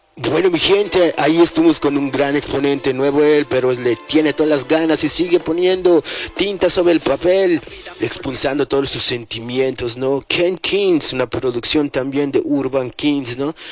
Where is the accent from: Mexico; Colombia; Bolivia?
Bolivia; La Paz; ciudad maravilla, la cuna donde yo nací, nacieron muchos, muchos paseños